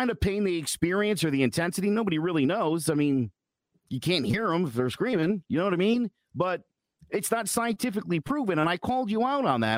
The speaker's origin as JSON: {"language": "English", "country": "United States", "said": "As an American"}